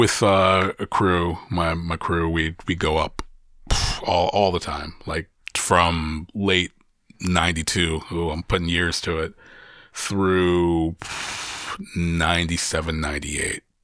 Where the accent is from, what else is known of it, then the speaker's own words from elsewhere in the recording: Columbus, Ohio, United States; in my hometown, being able to curate quality music so close to home